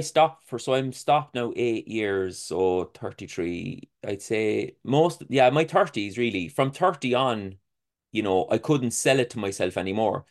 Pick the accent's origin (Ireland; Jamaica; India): Ireland; being an Irish person